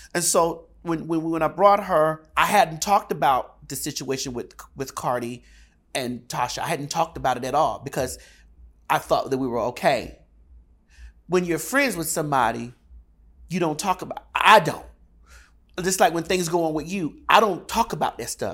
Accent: Miami, Florida, United States; I'm from Miami, Florida

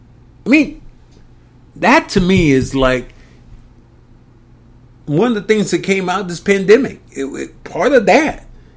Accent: Kinston, North Carolina, United States; We're both from Eastern North Carolina. He sees me. Hey, country boy, as we always call him, because I'm from Kinston.

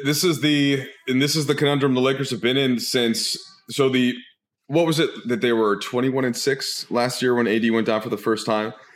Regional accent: Minnesota, United States; now in Los Angeles, United States; growing up in Minnesota in the eighties meant there was no Timberwolves even.

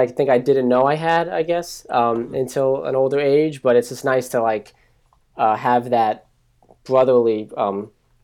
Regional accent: New Jersey, United States; also born or lived in Staten Island, New York; I'm from New Jersey, but born in Staten Island

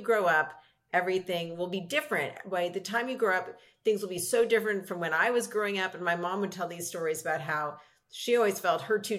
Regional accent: Los Angeles, California, United States; I grew up in Los Angeles with a hugely supportive family.

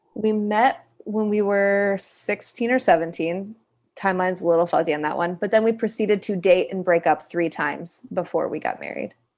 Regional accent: Kalamazoo, Michigan, United States; I am originally from Kalamazoo, Michigan, a little town in the Midwest.

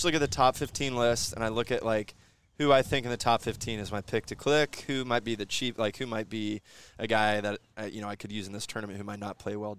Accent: Houston, Texas, United States; I grew up in Houston, so I follow the Rockets and Texans really closely.

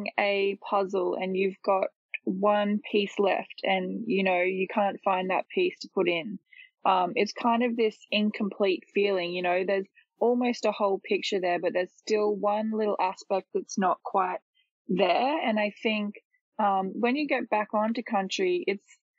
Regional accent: Ipswich, Queensland, Australia; But I grew up in Ipswich, so I've lived in Ipswich my whole life

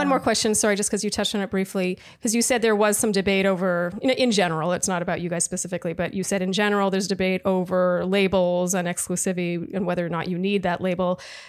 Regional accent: Canada; I just have to say that as a Canadian

